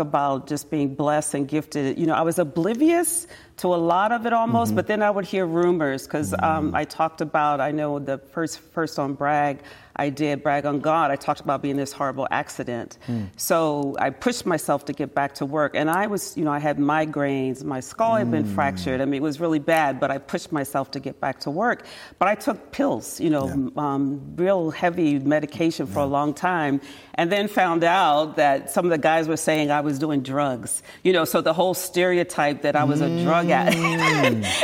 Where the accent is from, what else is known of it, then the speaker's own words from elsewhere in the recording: Towson, Maryland, United States; moved away as an adult; now in San Jose, United States; I'm from Baltimore